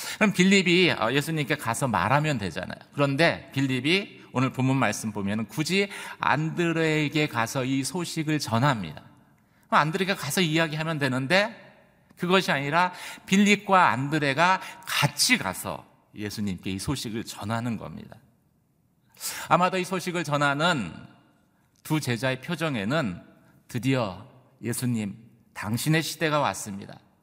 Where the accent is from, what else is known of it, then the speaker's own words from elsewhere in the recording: South Korea; 저희 한국 사람이다 보니까